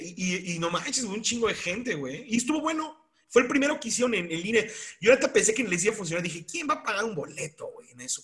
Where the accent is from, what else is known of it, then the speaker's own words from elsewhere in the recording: Mexico; now in San Luis Potosí, Mexico; No soy un buen mexicano